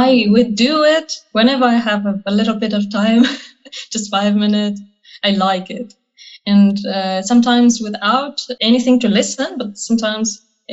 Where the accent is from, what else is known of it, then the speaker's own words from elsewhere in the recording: Sulaymaniyah Governorate, Kurdistan Region of Iraq, Iraq; moved away as an adult; also born or lived in Koya; now in Duhok, Iraq; I was born in a small town near Sulaymaniyah city, and I finished whole school years there